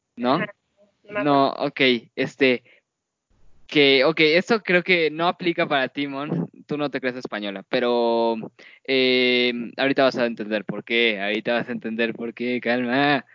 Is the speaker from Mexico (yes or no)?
yes; Mexico